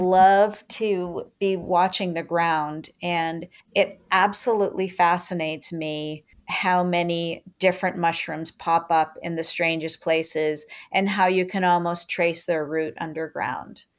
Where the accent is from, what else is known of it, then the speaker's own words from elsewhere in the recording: Maine, United States; I'm from Maine, and my family's been there for many, many, many, many generations